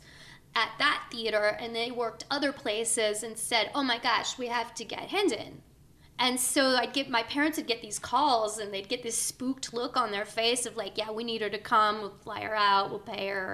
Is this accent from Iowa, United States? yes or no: yes; Davenport, Iowa, United States; I grew up in Davenport, Iowa